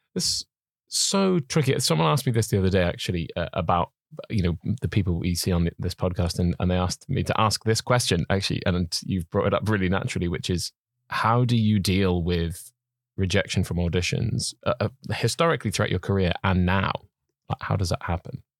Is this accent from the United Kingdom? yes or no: yes; Welsh, Wales, United Kingdom; being Welsh